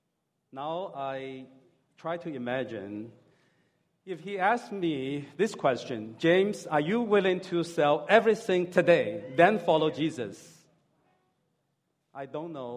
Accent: Hangzhou, Zhejiang, China; moved away as an adult; also born or lived in California; I'm from Hangzhou

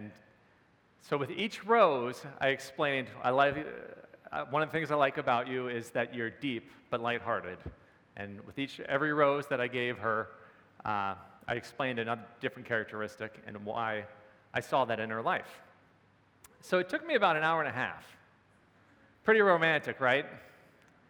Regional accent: Maryland, United States; moved away as an adult; also born or lived in Pennsylvania; I was home in my hometown in Maryland for Christmas

